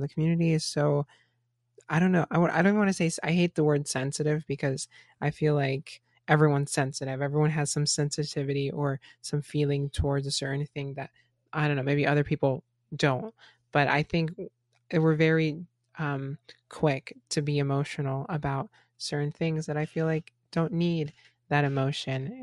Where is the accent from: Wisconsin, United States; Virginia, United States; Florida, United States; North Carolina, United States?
Florida, United States; Even me growing up in Florida, I grew up in a melting pot of different cultures